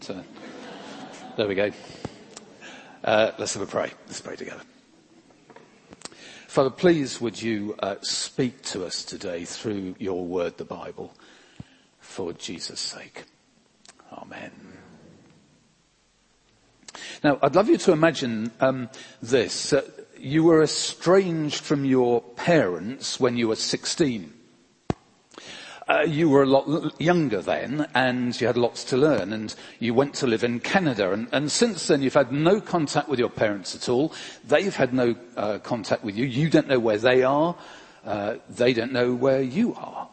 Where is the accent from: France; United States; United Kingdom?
United Kingdom; England; we're English